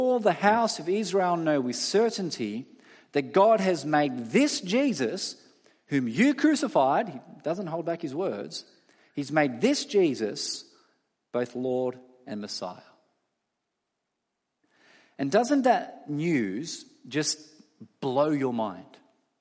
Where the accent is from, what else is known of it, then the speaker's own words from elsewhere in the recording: Australia; all of us as Australian citizens